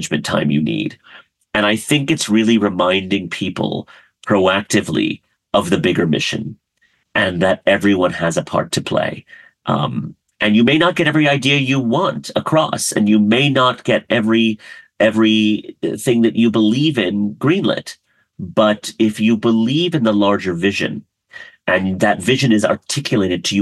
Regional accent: rural Maryland, United States; also born or lived in Karachi, Pakistan; now in Los Angeles, United States; most of my childhood was in a very, very rural town in rural Maryland

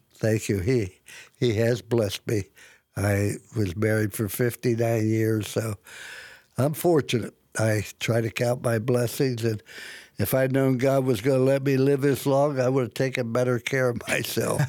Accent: Midwest, United States; when I grew up in the Midwest

